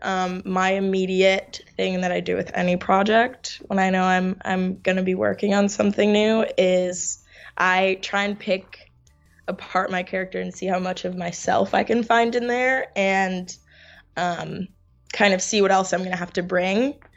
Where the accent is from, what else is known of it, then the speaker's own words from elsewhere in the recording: New York, United States; also born or lived in Finland; I'm from New York, born and raised, um, hardcore New Yorker